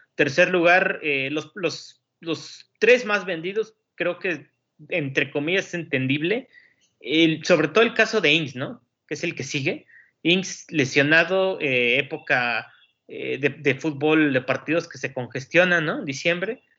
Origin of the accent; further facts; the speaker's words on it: Mexico; los que somos mexicanos